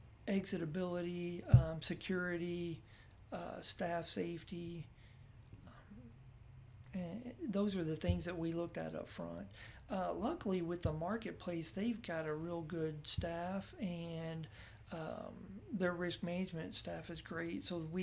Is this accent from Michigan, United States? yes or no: no; Texas, United States; now in Oklahoma, United States; I was unaware of it when I moved here because I was from Texas and it wasn't going on there.